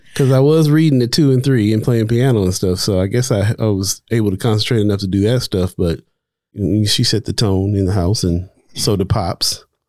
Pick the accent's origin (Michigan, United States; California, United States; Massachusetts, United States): California, United States; moved away as an adult; also born or lived in Hawaii; now in Omaha, United States; I was born and raised in Cali